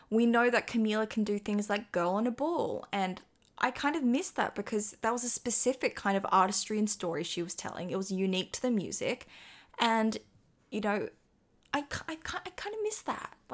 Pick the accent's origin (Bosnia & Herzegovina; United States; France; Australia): Australia; I'm Australian.